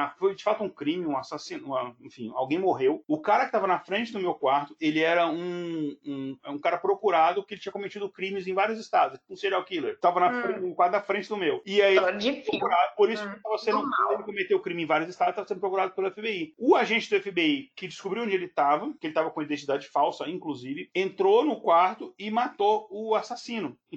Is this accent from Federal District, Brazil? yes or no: yes; Brasília, Federal District, Brazil; accent: Brasília; ainda mais eu com meu sotaque de Brasília, que o povo acha que é carioca